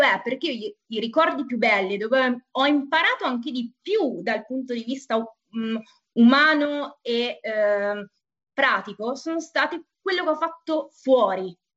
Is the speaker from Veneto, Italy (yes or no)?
no; Umbria, Italy; now in Turin, Italy; io sono Umbra